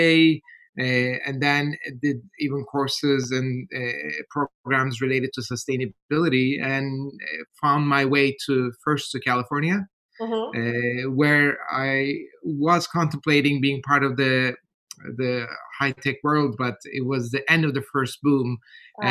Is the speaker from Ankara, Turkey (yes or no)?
yes; Ankara, Turkey; moved away; I was born and raised in Turkey, in Ankara